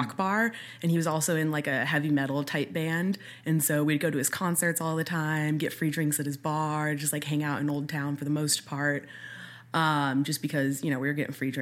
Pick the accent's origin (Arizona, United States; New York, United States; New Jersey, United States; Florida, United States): Arizona, United States; Phoenix; also born or lived in Flagstaff; I was born and raised here in Phoenix. Okay. I've lived here my entire life